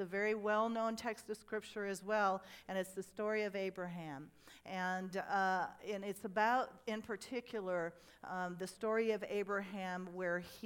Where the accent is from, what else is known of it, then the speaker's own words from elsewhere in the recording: United States; I grew up on the Mississippi River